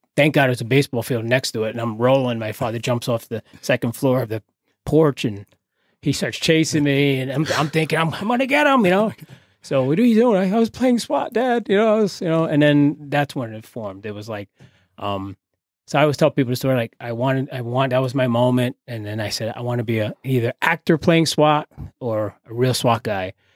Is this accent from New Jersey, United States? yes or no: yes; Carteret, New Jersey, United States; I grew up in, uh, here in New Jersey, uh, borough of Carteret, in the Crum section, little projects